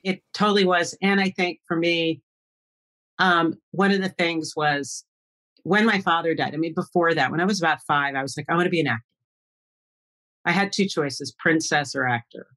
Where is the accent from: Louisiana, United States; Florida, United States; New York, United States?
New York, United States; Long Island; I grew up on Long Island